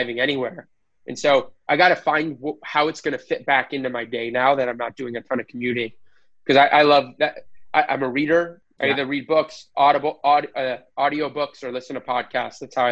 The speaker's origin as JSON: {"language": "English", "country": "United States", "said": "I'm American"}